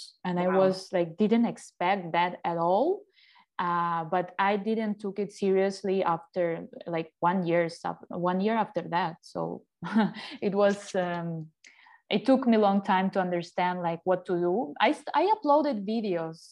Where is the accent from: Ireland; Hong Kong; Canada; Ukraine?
Ukraine; English is a second language; moved away as an adult; now in Mexico; I'm from Ukraine originally, and my move to Mexico was almost 9 years ago